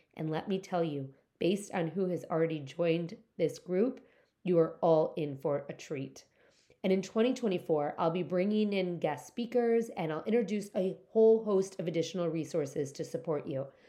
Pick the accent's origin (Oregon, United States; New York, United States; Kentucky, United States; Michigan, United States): Michigan, United States; Detroit; my hometown of Detroit